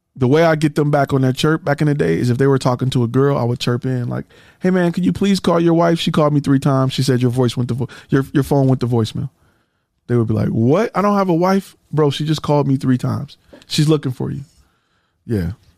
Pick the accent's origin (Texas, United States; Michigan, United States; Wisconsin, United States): Michigan, United States; Detroit; I'm from Detroit. And, you know, I'm from the hood